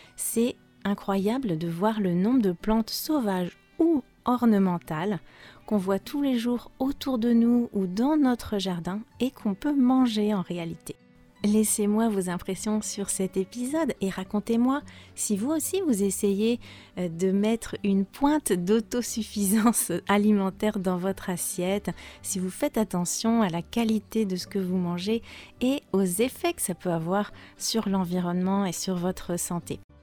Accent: France; je suis française

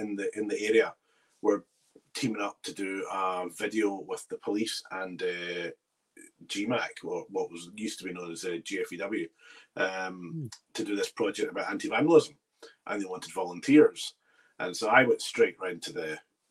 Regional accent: Bearsden, Scotland, United Kingdom; I grew up in Bearsden

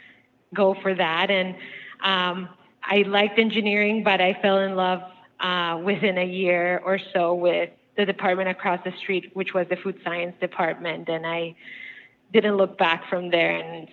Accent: Bogota, Colombia; moved away; I'm originally from Colombia, South America, and in the outskirts of Bogota, the city that I'm from, we had a little farm

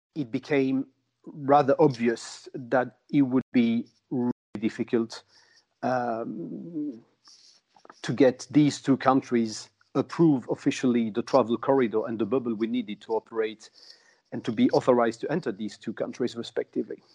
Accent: Angoulême, Nouvelle-Aquitaine, France; I'm in Angoulême, uh, which is my hometown, 100 kilometers north Bordeaux

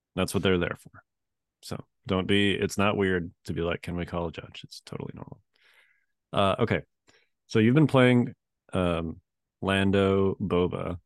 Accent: Chicago, Illinois, United States; now in Virginia, United States; I grew up in Chicago, and, uh, obviously I grew up being used to snow

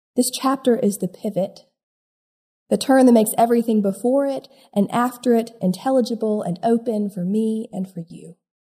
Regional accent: South Carolina, United States; Growing up in South Carolina

